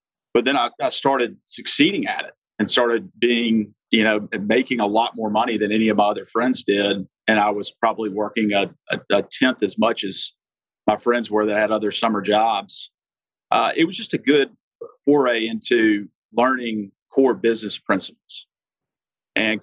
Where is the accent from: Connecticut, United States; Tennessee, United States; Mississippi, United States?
Mississippi, United States; Jackson; also born or lived in Birmingham, Alabama / New Orleans, Louisiana; I grew up in Jackson, Mississippi area